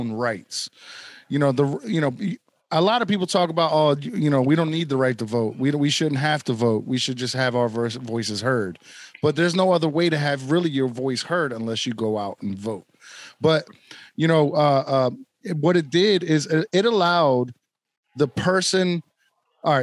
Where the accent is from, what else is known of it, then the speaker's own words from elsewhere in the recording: United States; I'm American